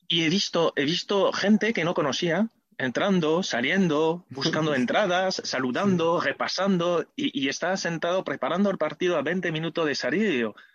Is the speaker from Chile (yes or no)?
no; France; Spanish is a second language; moved away; also born or lived in Seville, Spain; Como ves por mi acento, no soy de aquí, o sí, porque me siento sevillista y también sevillano, nacido en Francia.